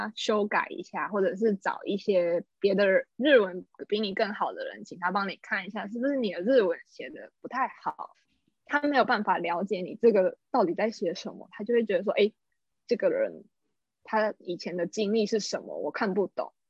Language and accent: Chinese; Taiwan; moved away as an adult; now in Japan; 毕竟他们都会愿意雇佣我一个台湾人了。